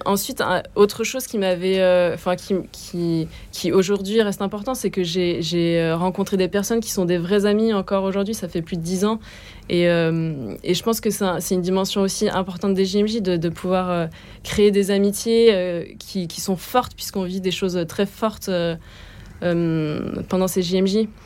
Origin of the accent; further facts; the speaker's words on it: Bordeaux, Nouvelle-Aquitaine, France; moved away; also born or lived in Paris; j'ai grandi à Bordeaux